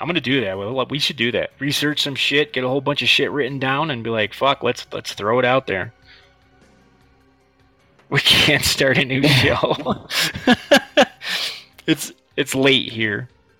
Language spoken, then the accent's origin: English; Massachusetts, United States; moved away as an adult; also born or lived in Tennessee; now in Ecuador; the lady's like, so where are you from, sir? I was like, Massachusetts.